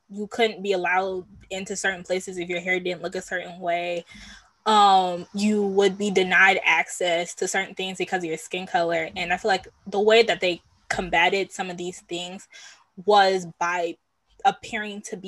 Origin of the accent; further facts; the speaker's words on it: Nigeria; I'm Nigerian, I'm specifically of the Yoruba tribe